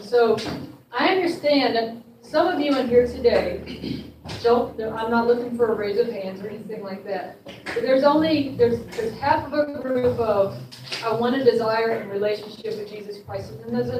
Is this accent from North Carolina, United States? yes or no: yes; North Carolina, United States; I was raised on the East Coast, North Carolina, the Bible Belt